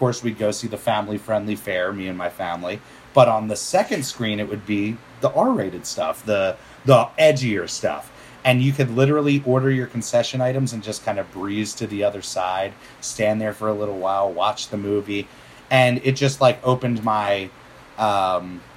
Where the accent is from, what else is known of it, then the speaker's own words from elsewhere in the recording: just outside of Philadelphia, Pennsylvania, United States; also born or lived in Bucks County, Pennsylvania; I grew up just outside of Philadelphia, born in 83